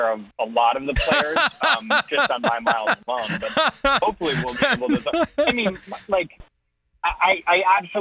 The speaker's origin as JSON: {"language": "English", "region": "Northeast", "country": "United States", "said": "I'm from the Northeast. When it snowed, we went out and played football"}